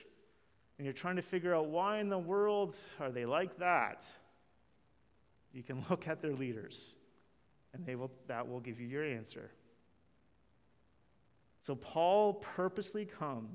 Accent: Canada; we're Canadian

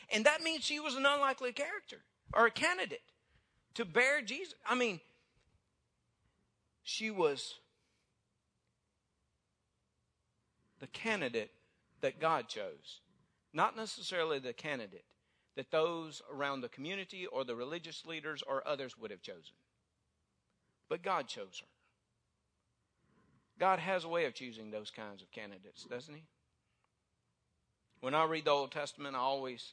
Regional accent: North Mississippi, United States; now in North Louisiana, United States; I was raised in North Mississippi

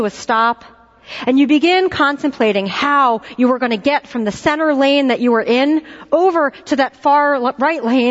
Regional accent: Philadelphia, Pennsylvania, United States; moved away; I'm from Philadelphia, and similar to New Yorkers, we have an entirely different way of saying, bless her heart

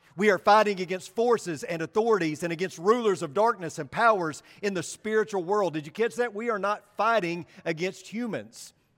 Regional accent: Paragould, Arkansas, United States; I grew up in Paragould, Arkansas, and I attended elementary school just down the street from where I lived, Baldwin Elementary

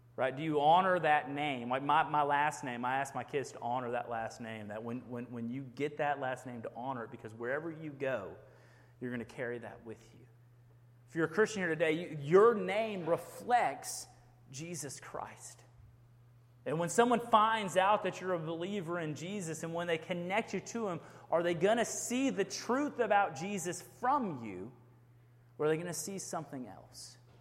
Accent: Houston, Texas, United States; now in Rockdale, United States; I grew up in Houston, Texas, big city.

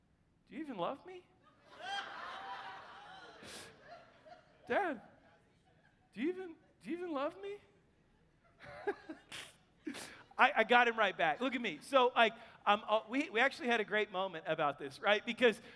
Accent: Kansas City, Missouri, United States; now in Texas, United States; I'm from Kansas City

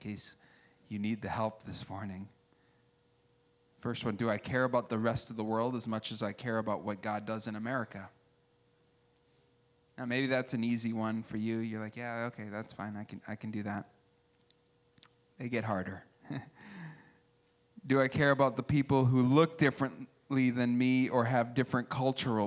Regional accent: United States; I like being an American

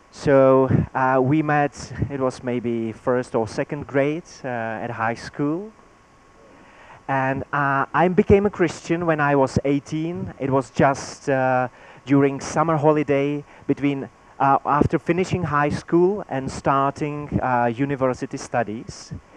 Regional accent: Czechia; first language Czech; English is a second language; my native language in Czech

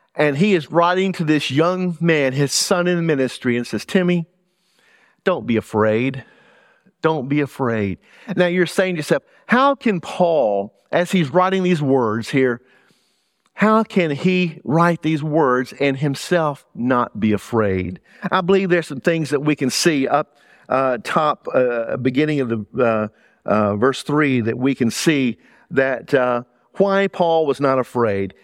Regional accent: South Louisiana, United States; accent: Southern; moved away as an adult; also born or lived in Middlesex County, New Jersey / New York City; now in Burlington County, United States; I grew up in South Louisiana

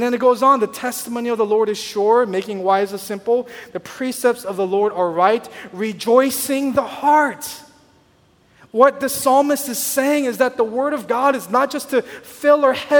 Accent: Southern California, United States; moved away; I grew up in Southern California

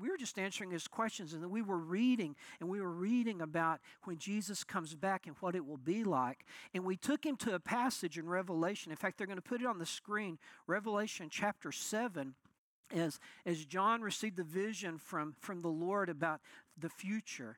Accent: Muleshoe, Texas, United States; I'm from Muleshoe, Texas.

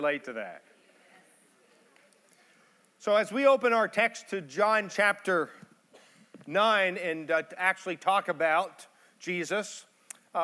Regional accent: Pittsburgh, Pennsylvania, United States; I'm from Pittsburgh, married.

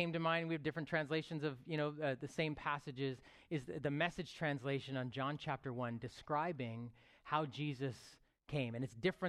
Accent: Toronto, Ontario, Canada; I lived in Rexdale for about 21 years, where my church was 30 yards away, my high school was 100 yards away, and that was sort of my life. 39 of those years, I lived in the 6, like, as we know, the GTA

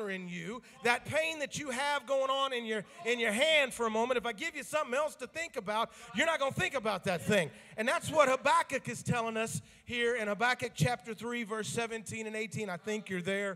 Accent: the South, United States; me growing up in the South

